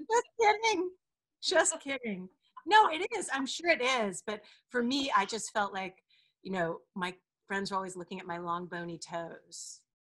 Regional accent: Delaware, United States; the state of Delaware, my home state

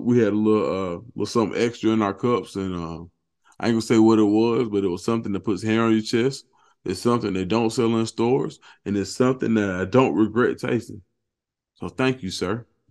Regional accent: Atlanta, Georgia, United States; I'm from Atlanta.

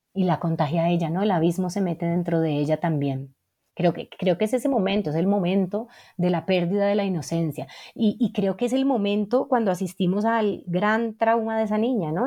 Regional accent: Cali, Valle del Cauca, Colombia; yo crecí en Cali

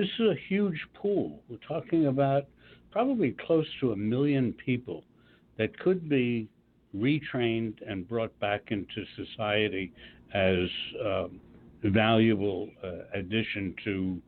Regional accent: Washington, District of Columbia, United States; moved away; I was in D.C. About a month or so ago, which is my hometown

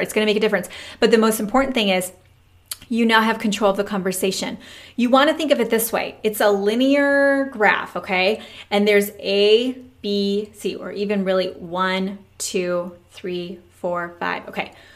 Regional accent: Michigan, United States; now in Texas, United States; we've been here nine years. We're from Michigan

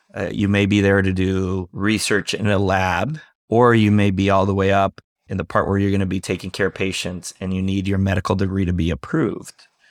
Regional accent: Costa Rica; moved away as an adult; also born or lived in Germany / Arizona, United States; now in United States; My dad's from Costa Rica, my mom's American, and I grew up in Costa Rica

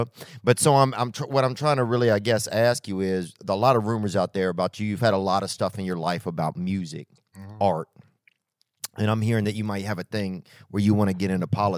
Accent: Louisiana, United States; And I grew up in Louisiana

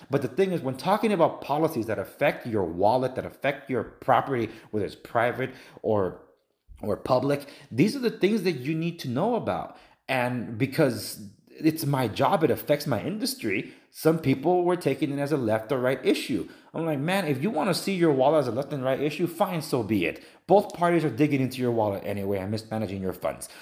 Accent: Los Angeles, California, United States; I'm from Los Angeles. I'm native Angelino.

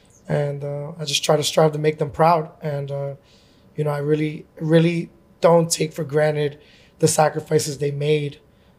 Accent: New York City, New York, United States; I grew up in Jamaica, Queens on 150th and Hillside, basically on right next to Kings Park.

